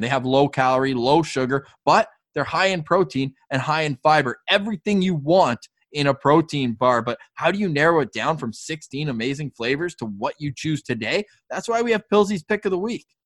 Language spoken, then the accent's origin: English; Canada; we're still Canadian